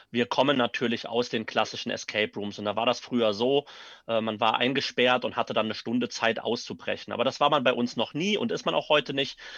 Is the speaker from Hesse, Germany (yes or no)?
no; Neuwied, Rhineland-Palatinate, Germany; ich komme aus Neuwied, bin also auch äh, gebürtiger Neuwieder.